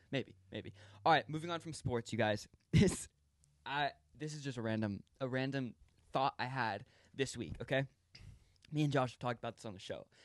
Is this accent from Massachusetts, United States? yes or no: no; California, United States; growing up in California